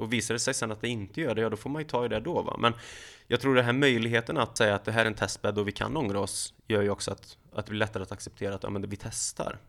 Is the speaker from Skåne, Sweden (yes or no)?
no; Lidköping, Västra Götaland, Sweden; now in Halmstad, Sweden; där jag är uppvuxen i Lidköping